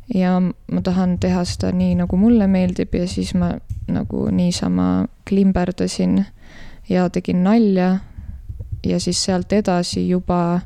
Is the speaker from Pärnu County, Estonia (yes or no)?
no; Tallinn, Harju County, Estonia; now in Tartu, Estonia; ma olen pärit äh, Tallinnast